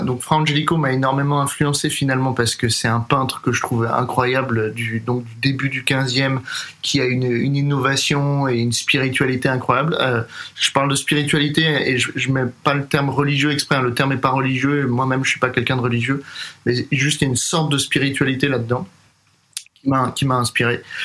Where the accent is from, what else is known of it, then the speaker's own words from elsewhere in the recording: Paris, Île-de-France, France; moved away as an adult; also born or lived in Boston, United States / New York, United States; Je suis né et j'ai grandi à Paris